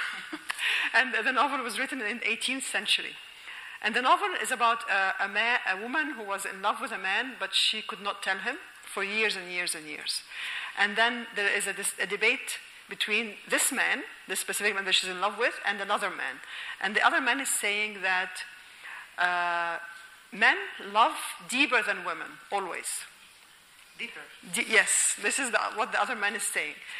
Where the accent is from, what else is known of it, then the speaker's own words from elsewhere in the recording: Alexandria, Alexandria Governorate, Egypt; moved away as an adult; I am originally from Alexandria